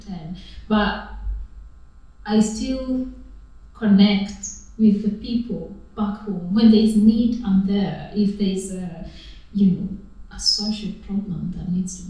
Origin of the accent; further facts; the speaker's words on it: Kenya; moved away as an adult; now in United Kingdom; I grew up in Kenya. I was born in Kenya, rather, and I grew up there.